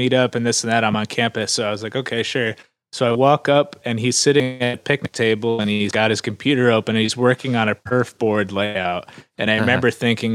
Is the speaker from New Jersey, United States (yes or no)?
yes; New Jersey, United States; moved away as an adult; also born or lived in Philadelphia; I grew up in New Jersey